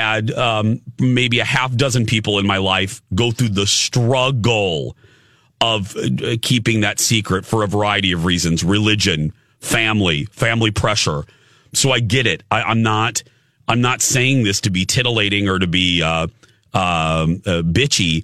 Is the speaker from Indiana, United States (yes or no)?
yes; Indiana, United States; I grew up in Indiana